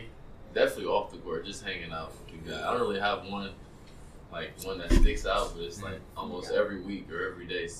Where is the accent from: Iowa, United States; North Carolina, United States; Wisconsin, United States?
Wisconsin, United States; Milwaukee; I'm from Milwaukee.